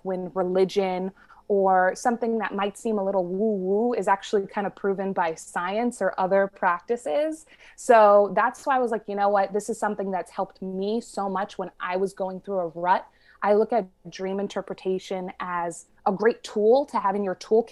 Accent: New York City, New York, United States; my family, for the most part, we grew up in the New York City area

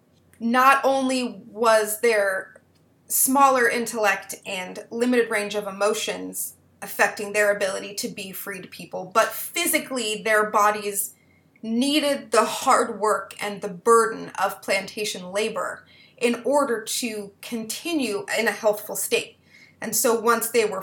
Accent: Twin Cities area of Minnesota, United States; I was raised in the Twin Cities area of Minnesota

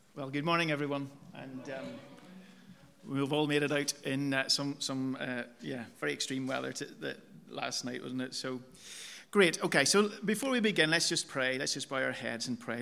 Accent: Omaha, Nebraska, United States; now in England, United Kingdom; my hometown of Omaha.

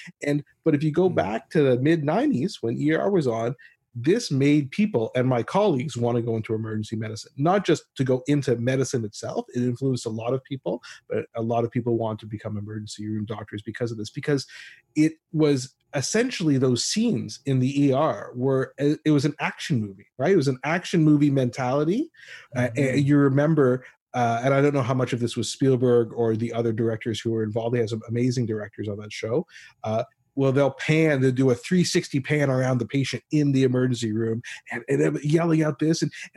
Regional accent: Ottawa, Ontario, Canada; she's from my hometown of Ottawa, Canada.

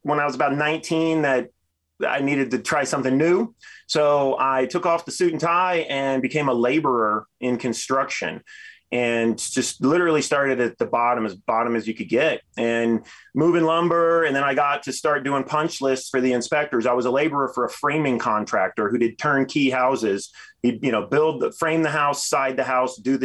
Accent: Texas, United States; moved away as an adult; now in Denver, United States; I'm from Texas originally and moved out here when I was 18 to snowboard

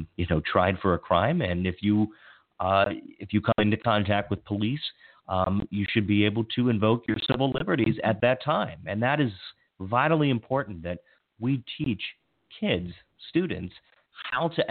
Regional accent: Western Maryland, United States; now in Montgomery County, Maryland, United States; I grew up in Western Maryland, and it's a much different culture there.

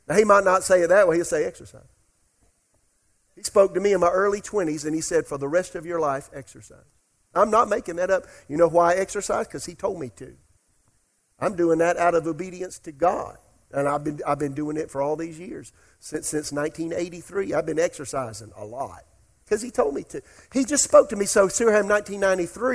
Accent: Florence, South Carolina, United States; also born or lived in Oklahoma; now in Raleigh, United States; I'm in Florence, South Carolina, my hometown.

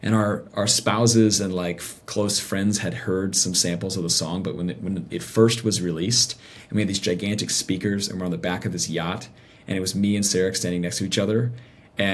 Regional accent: the South, United States; I mean, I came from the South. So like religion and church and something was so baked into our culture.

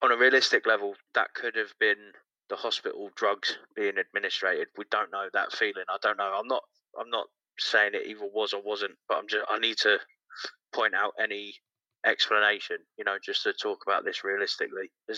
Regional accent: about an hour from London, South East England, United Kingdom; also born or lived in Manchester; Southeast, about an hour from London.

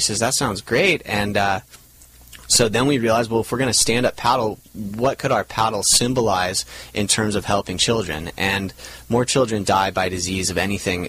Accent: Laguna Beach, California, United States; born or raised there

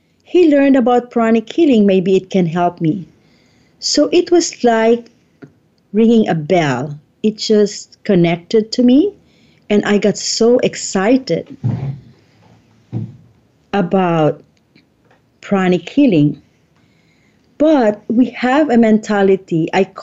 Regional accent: Philippines; I'm from the Philippines

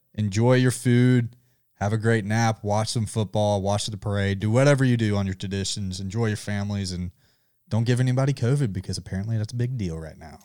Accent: Georgia, United States; I'm from Georgia

